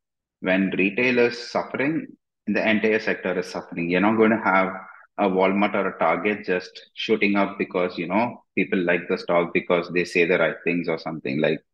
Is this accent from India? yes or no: yes; India; I mean, I'm from India, and in Indian stocks, like 50% of the entire stock market is owned by the groups that control the companies.